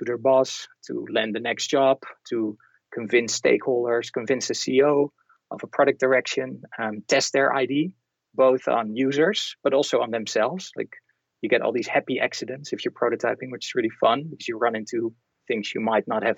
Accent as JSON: {"language": "English", "country": "Netherlands", "tie": "born or raised there", "said": "I'm from the Netherlands"}